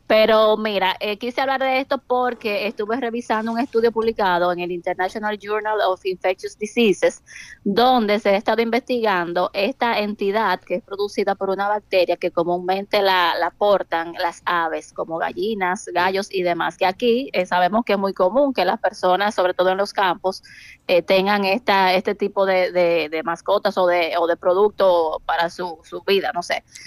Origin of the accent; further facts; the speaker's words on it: San Francisco de Macorís, Duarte, Dominican Republic; now in Santiago, Dominican Republic; realmente soy de San Francisco de Macorís